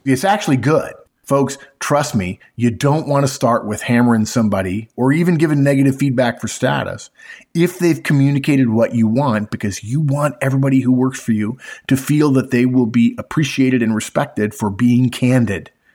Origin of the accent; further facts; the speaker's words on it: California, United States; grew up in California